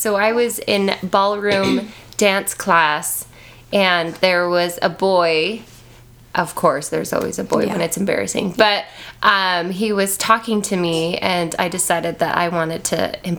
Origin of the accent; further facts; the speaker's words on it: California, United States; So, I am actually from California.